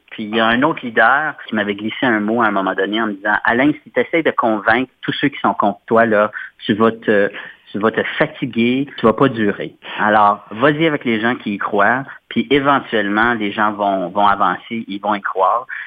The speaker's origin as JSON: {"language": "French", "town": "Sudbury", "region": "Ontario", "country": "Canada", "tie": "born or raised there", "also_born_or_lived": "Montreal", "moved": "as an adult", "lives_now": "Ottawa, Canada", "said": "je suis originaire de Sudbury, dans le nord de l'Ontario, mais j'habite ici dans la région d'Ottawa depuis à peu près 2006"}